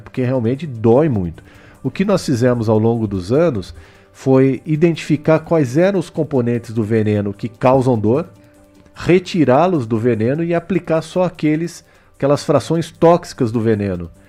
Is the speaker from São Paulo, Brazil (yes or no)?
yes; Botucatu, São Paulo, Brazil; eu nasci aqui em Botucatu, estudei no IECA, estudei no La Salle, estudei no Objetivo, ou seja, a, minha formação eu devo a essa cidade